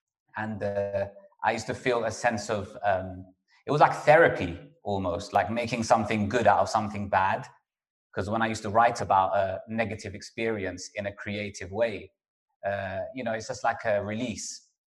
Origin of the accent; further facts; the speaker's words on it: Kingsbury, London, United Kingdom; Because I grew up in Kingsbury, which is northwest London. Wembley, we initially lived in a council estate in Wembley called Chalk Hill Estate